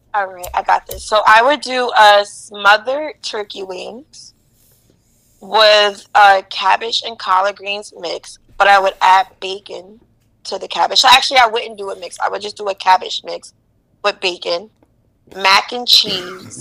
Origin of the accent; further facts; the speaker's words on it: East Orange, New Jersey, United States; I'm from East Orange, so I don't think East Orange is rough at all